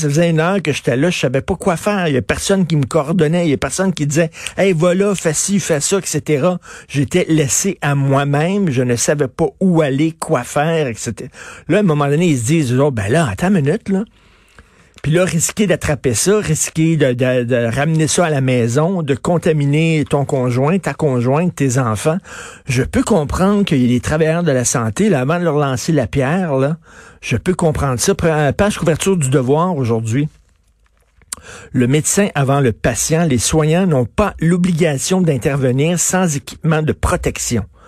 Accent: Quebec, Canada; on est Canadien

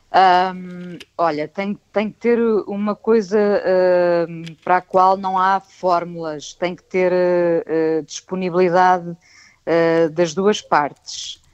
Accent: Vila do Conde, Norte, Portugal; also born or lived in Lisbon; eu e o meu irmão nascemos em Lisboa. E, portanto, okay. Eh, nós fomos para o norte, os meus pais voltaram para o norte, eu e o meu irmão fomos para o norte

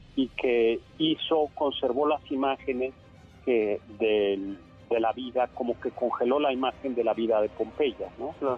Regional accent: Mexico City, Mexico; somos chilangos y vivimos en el centro

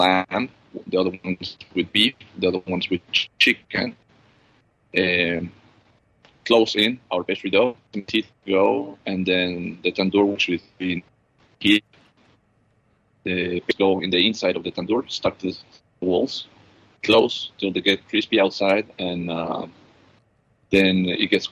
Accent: Ecuador; also born or lived in Australia; now in Dubai, United Arab Emirates; I was born in Ecuador. I did the apprenticeship in Australia

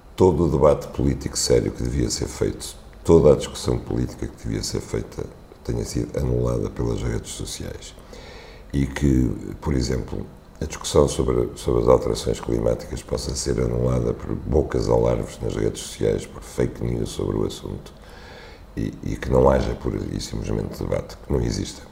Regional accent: Algarve, Portugal; minha infância no Algarve

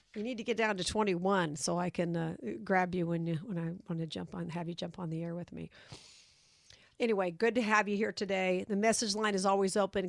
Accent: Las Vegas, Nevada, United States; Vegas this week, my hometown

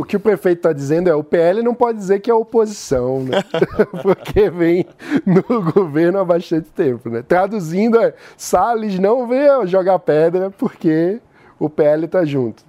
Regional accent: Recife, Pernambuco, Brazil; now in São Paulo, Brazil; eu sou um cidadão que decidi vir morar em São Paulo, nasci em Recife

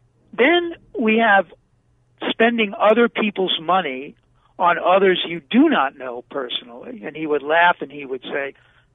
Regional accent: New York City, New York, United States; now in Arizona, United States; Well, I grew up in Brooklyn.

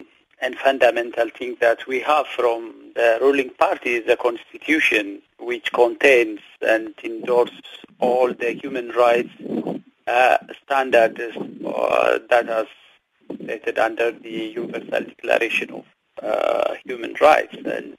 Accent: Ethiopia; moved away as an adult; I'm far from Ethiopia since 2005.

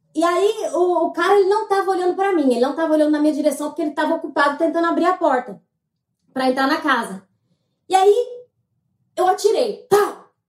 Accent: Mato Grosso, Brazil; now in Canada; eu sou de Mato Grosso

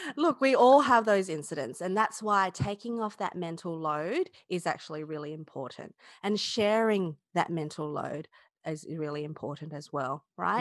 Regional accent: Australia; I'm Chinese Australian

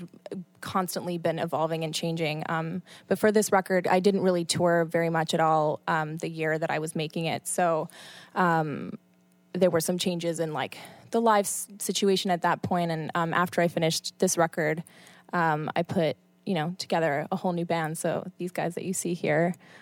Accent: Canada; moved away as an adult; also born or lived in Buenos Aires, Argentina / Colombia; now in New York City, United States; that was where I spent like most of my childhood, and then Canada after 8 years old

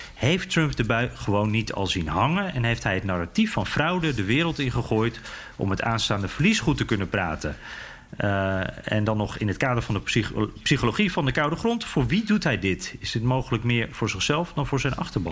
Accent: Netherlands; Dus ik zo, Nederland

